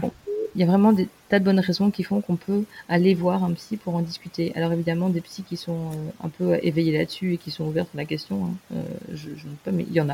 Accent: France; en tant que française

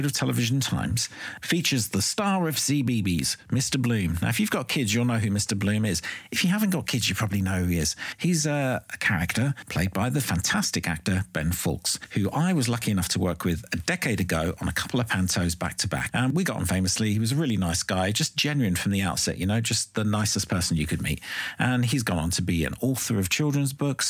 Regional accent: London, United Kingdom; also born or lived in Ireland; I was born in London and I grew up in Ireland and London.

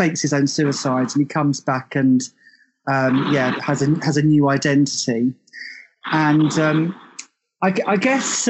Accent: Tunbridge Wells, South East England, United Kingdom; So I'm originally from somewhere called Tunbridge Wells, which is in southeast England.

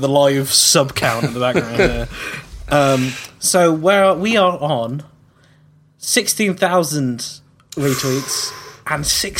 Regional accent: United Kingdom; I'm British.

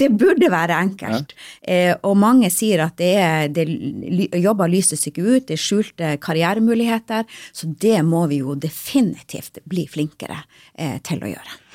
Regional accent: Lyngen, Troms, Norway; Jeg er jo sjøl fra Lyngen

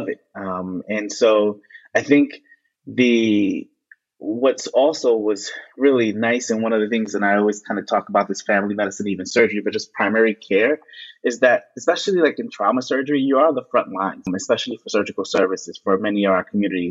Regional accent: New York City, New York, United States; I am from Brooklyn, New York. I was born in New York City

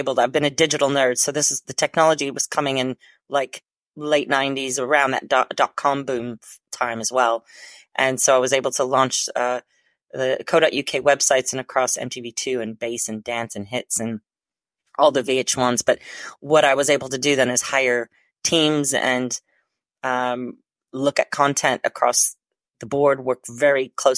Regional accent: Chicago, Illinois, United States; now in London, United Kingdom; And if you think I sound a little bit weird in my accent, it's because I'm originally from the Chicago area and been living in London for 25 plus years with a Hungarian and Austrian heritage and a Northern Irish husband.

